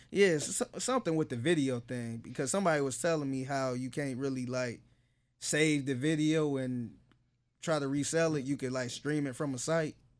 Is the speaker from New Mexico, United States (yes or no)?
no; Cleveland, Ohio, United States; now in Houston, United States; everybody know I'm from Cleveland and I ride and die for Cleveland